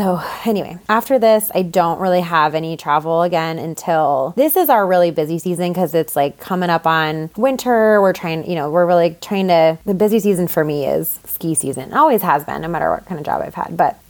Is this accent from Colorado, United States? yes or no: yes; Boulder, Colorado, United States; I'm from Boulder. Everything's very competitive.